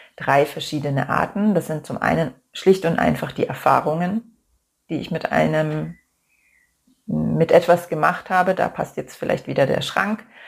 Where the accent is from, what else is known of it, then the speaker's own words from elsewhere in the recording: Germany; bei uns in Deutschland